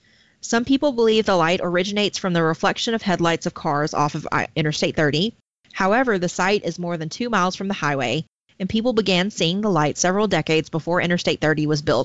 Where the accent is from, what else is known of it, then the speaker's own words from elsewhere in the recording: Arkadelphia, Arkansas, United States; also born or lived in Gurdon, Arkansas / Caddo Valley, Arkansas / Curtis, Arkansas; So I grew up in Clark County, Arkansas, which is like southwestern Arkansas. I went to school in Arkadelphia, K through 12, but we lived in Garden until I was about four, and then we moved to Caddo Valley, and then we moved to Curtis